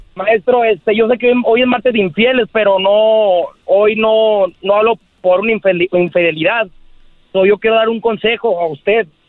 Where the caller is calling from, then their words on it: Guaymas, Sonora, Mexico; Te escucho desde Guaymas, Sonora